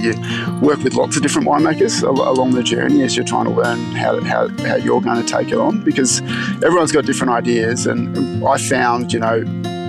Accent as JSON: {"language": "English", "town": "Melbourne", "region": "Victoria", "country": "Australia", "tie": "born or raised there", "said": "I grew up in Melbourne, and so I wanted to study on campus if possible."}